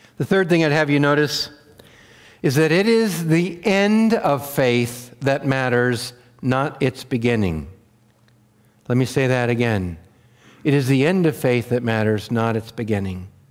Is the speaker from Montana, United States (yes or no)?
yes; Wheatland County, Montana, United States; I grew up in Wheatland County, Montana